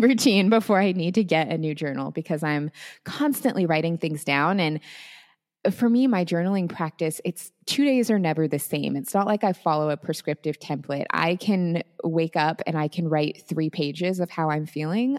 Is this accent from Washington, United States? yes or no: yes; Seattle, Washington, United States; moved away as an adult; I am originally from the Seattle area. That is where I grew up and spent my whole life up until pretty recently